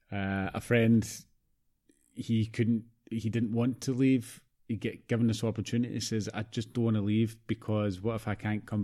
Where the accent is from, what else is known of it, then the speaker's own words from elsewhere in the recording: Canada; And, like I've got family in Canada. Obviously, I'm Canadian